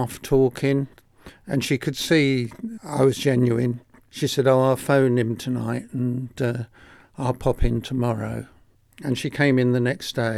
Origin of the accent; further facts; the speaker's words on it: Enfield, London, United Kingdom; also born or lived in Hoxton; I was born in Enfield